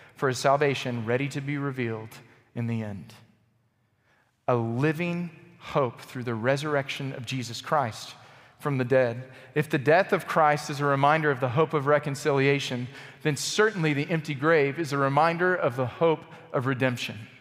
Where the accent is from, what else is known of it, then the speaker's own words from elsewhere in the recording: Texas, United States; I'm from Texas.